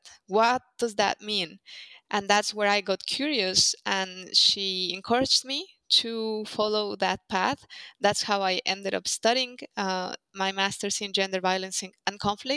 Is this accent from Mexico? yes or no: yes; Mexico; moved away as an adult; also born or lived in Spain / United Kingdom; I am Mexican. I'm from Mexico. I studied in Mexico, and then I studied in Spain and in the UK